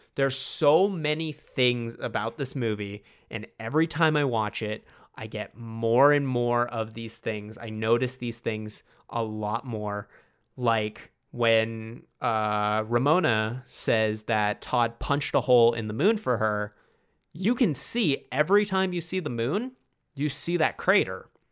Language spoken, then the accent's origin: English; Toronto, Ontario, Canada; I am obviously from Toronto